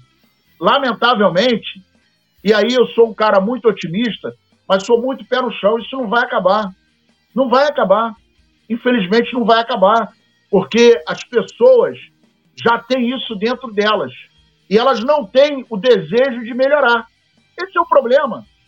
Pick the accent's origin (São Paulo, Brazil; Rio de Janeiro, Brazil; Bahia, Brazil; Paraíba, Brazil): Paraíba, Brazil; Eu sou paraibano com muito orgulho.